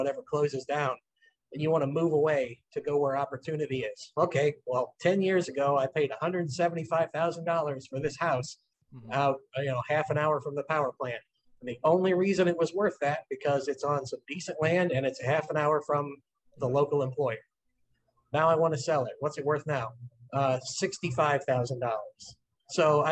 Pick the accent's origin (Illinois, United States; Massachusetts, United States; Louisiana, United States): Illinois, United States; Granite City; also born or lived in Belleville, Illinois; my hometown of Granite City